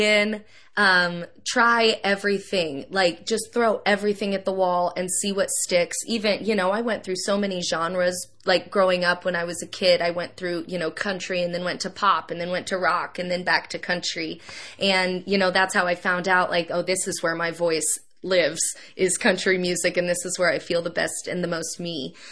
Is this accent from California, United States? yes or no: no; Kansas City, Missouri, United States; my hometown of Kansas City